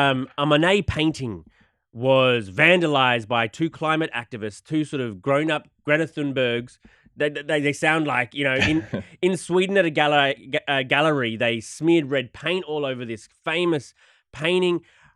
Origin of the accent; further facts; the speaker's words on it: Australia; Because I'm Australian.